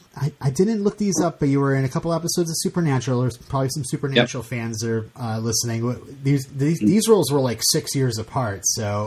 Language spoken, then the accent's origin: English; Vermont, United States; I'm from Vermont.